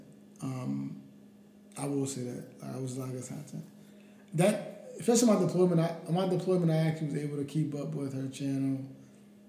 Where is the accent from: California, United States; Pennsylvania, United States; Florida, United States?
Pennsylvania, United States; Philadelphia; I grew up in North Philadelphia